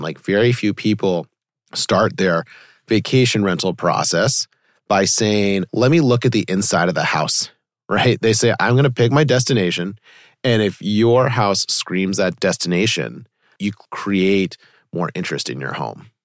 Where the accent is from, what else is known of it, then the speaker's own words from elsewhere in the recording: Weston, Massachusetts, United States; I grew up in Weston, me and my siblings would go to Natick a lot because it was close